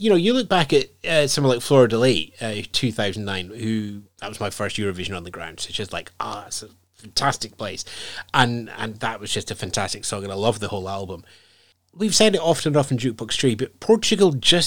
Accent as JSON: {"language": "English", "region": "Scotland", "country": "United Kingdom", "said": "I'm Scottish"}